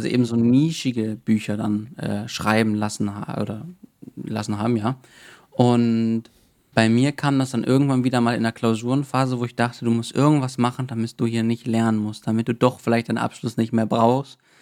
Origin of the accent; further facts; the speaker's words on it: Cologne, North Rhine-Westphalia, Germany; ich komme ja aus Köln oder wohne in Köln